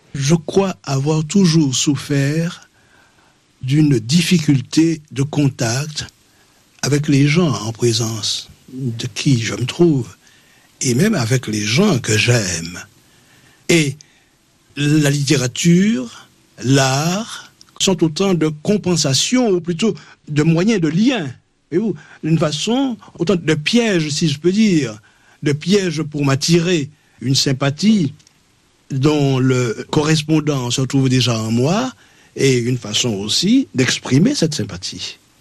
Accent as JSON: {"language": "French", "country": "Martinique", "tie": "born or raised there", "also_born_or_lived": "Fort-de-France", "said": "mon village natal. Moi, je suis de l'intérieur, je suis du petit bourg"}